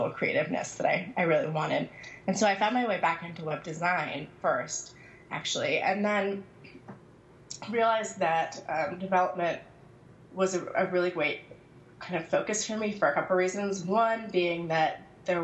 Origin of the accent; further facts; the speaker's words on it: Seattle, Washington, United States; also born or lived in North Carolina; now in Philadelphia, United States; I currently live in Philadelphia, although I grew up in Seattle, and I came to Philadelphia by way of North Carolina